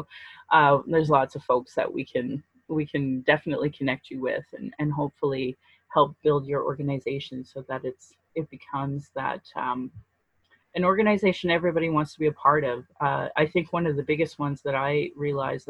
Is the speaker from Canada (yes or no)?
yes; Calgary, Alberta, Canada; I was raised in Alberta.